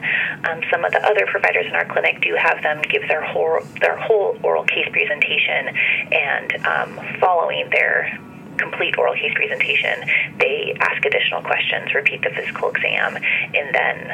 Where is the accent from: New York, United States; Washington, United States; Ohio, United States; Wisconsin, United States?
Washington, United States; I am a native Washingtonian. I grew up in Washington State, close to the Canadian border, and then came down to Seattle to attend the University of Washington